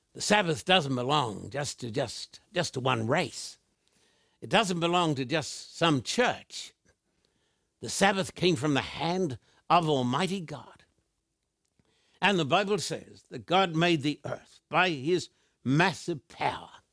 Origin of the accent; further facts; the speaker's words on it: Australia; I was brought up in Australian